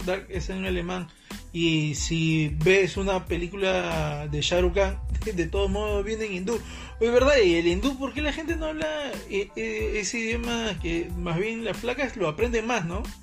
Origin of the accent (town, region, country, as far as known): Peru